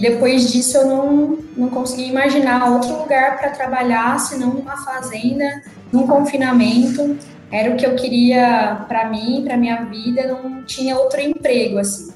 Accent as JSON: {"language": "Portuguese", "region": "Mato Grosso", "country": "Brazil", "tie": "born or raised there", "said": "Minha família é do estado de São Paulo e eu sou a única que nasci no Mato Grosso"}